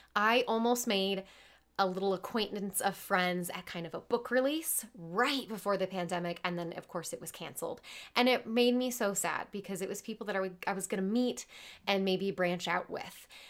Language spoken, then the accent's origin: English; Midwest, United States; I'm from the Midwest